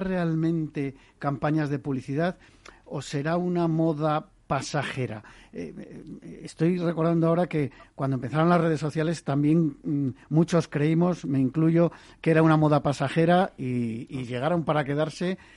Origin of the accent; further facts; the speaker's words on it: Basque Country, Spain; yo soy vasco, pero no hablo euskera